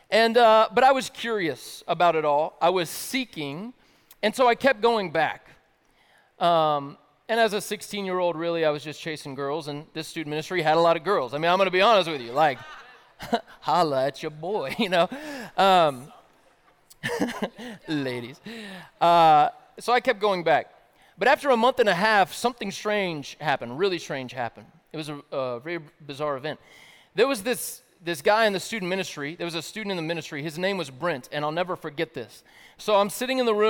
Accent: the South, United States; I grew up in the South

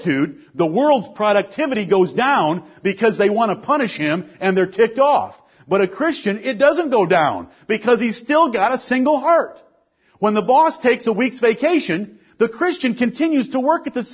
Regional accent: Detroit, Michigan, United States; I'm from Detroit, Michigan

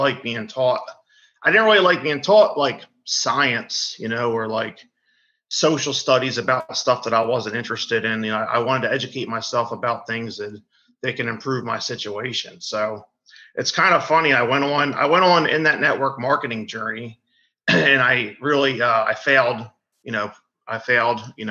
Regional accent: Deptford, New Jersey, United States; also born or lived in Woodbury, New Jersey; I'm from Deptford, New Jersey, originally from Woodbury, New Jersey

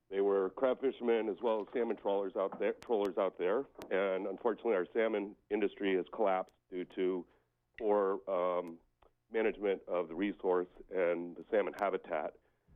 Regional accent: San Francisco Bay Area, California, United States; I'm actually from the San Francisco Bay Area.

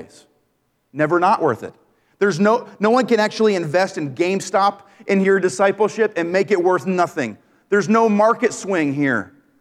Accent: Maine, United States; I grew up in Maine.

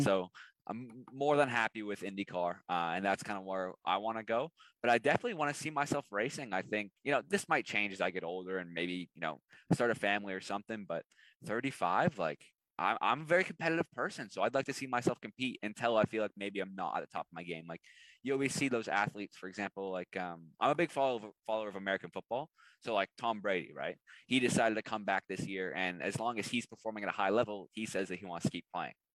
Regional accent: Canada; as a Canadian

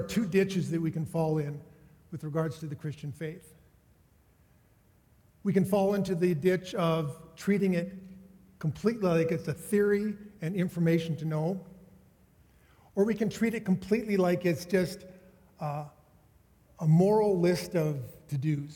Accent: Saskatoon, Saskatchewan, Canada; moved away; I grew up in Saskatoon

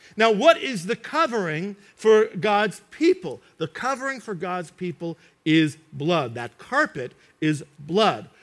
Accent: United States; I grew up in New York and New Jersey

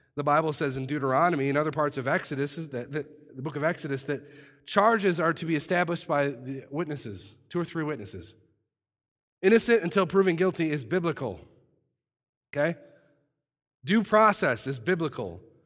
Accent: United States; I love our country

